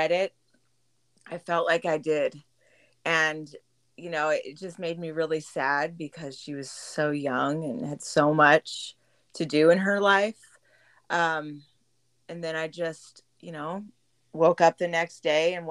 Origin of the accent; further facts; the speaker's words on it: Boise, Idaho, United States; also born or lived in San Diego, California; I grew up here. I wasn't born here. I was born in San Diego. But my dad is from Idaho, so we moved back up here in 85. And I'm grateful that I was able to grow up here.